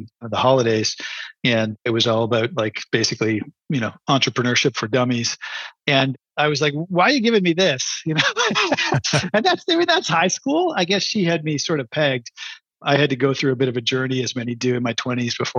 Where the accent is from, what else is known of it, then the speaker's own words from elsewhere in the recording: Canada; I'm a Canadian